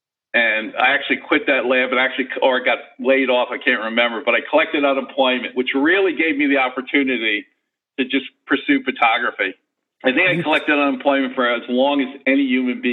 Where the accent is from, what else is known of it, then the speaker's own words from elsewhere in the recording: New York, United States; moved away as an adult; also born or lived in San Francisco; I grew up in New York, so I moved to San Francisco.